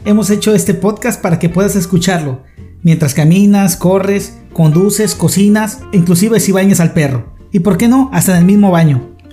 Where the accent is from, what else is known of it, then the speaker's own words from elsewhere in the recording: Tampico, Tamaulipas, Mexico; todos los que somos de Tampico